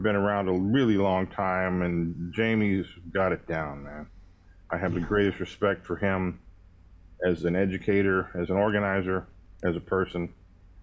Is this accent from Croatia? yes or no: no; Tulsa, Oklahoma, United States; I was born in Tulsa, Oklahoma. I was a product of wonderful school training. I started playing, actually, classical guitar when I was 7 years